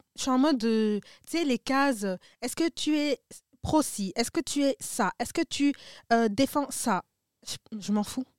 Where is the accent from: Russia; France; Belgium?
Belgium; Brussels, Brussels-Capital Region; je suis bruxellois, j'ai grandi ici